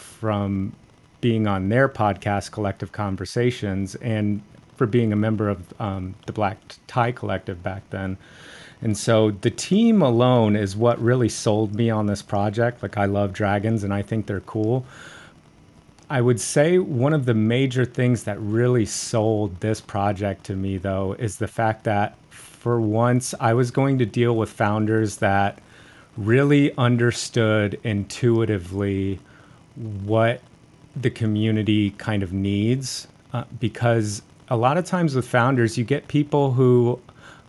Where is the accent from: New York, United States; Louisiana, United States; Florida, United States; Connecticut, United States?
Florida, United States; Orlando; I was born and raised in Orlando, Florida. It's where I currently still reside.